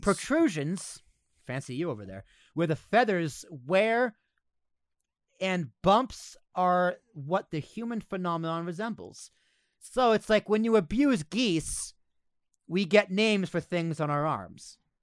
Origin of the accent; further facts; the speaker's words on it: United States; we're American